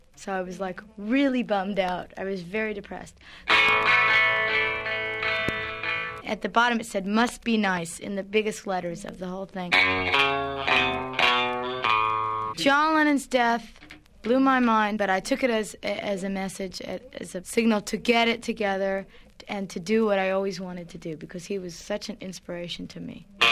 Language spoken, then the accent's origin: English; Los Angeles, California, United States; I grew up in Brentwood